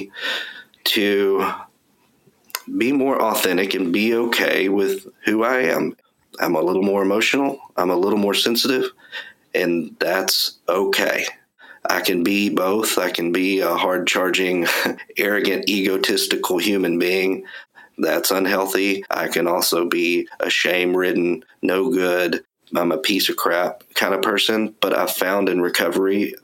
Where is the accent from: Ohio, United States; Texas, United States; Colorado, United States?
Texas, United States; East; I grew up in East Texas